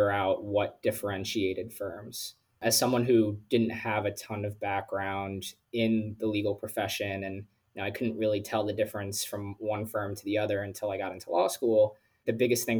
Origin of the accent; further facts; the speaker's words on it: New Jersey, United States; moved away as an adult; also born or lived in Philadelphia; I grew up in North Jersey and then I went to undergrad at Penn in Philly.